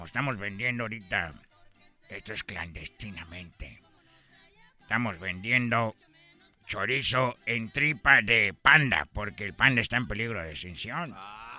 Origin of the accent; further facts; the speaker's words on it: China; Spanish is a second language; les voy a decir la verdad, yo soy de China y … Nunca habían escuchado a un chino en la mañana hablando con ustedes en esta radio